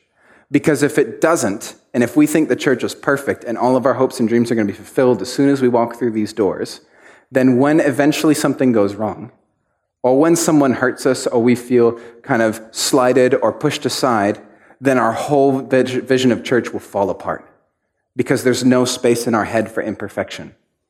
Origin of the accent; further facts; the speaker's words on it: Mexico; I grew up in Mexico and my dad was a pastor, and there was this one church we were pastoring.